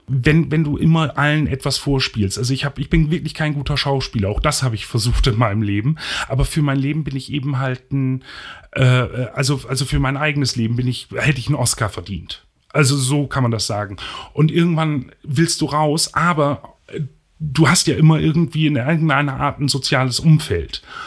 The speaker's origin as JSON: {"language": "German", "town": "Osterholz-Scharmbeck", "region": "Lower Saxony", "country": "Germany", "tie": "born or raised there", "also_born_or_lived": "Bremen", "said": "In meiner Stadt, wo ich aufgewachsen bin, Ostdeutsch-Scharmbeck"}